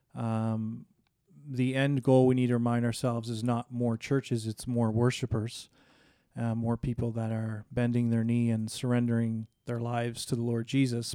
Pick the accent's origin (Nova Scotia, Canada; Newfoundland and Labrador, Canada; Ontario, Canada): Nova Scotia, Canada; moved away as an adult; also born or lived in Toronto / Vancouver; I'm born and raised in Nova Scotia